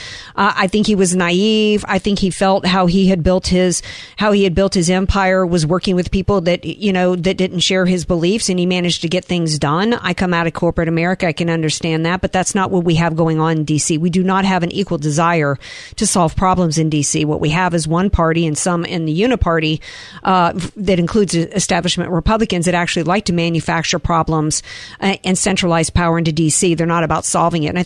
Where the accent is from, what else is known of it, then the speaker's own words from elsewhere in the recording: the South, United States; I'm from the South